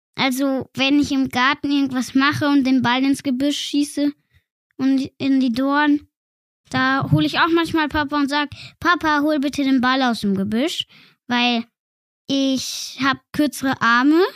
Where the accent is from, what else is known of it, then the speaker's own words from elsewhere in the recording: Feldkirch, Vorarlberg, Austria; Ich wurde in Feldkirch geboren, das ist in Österreich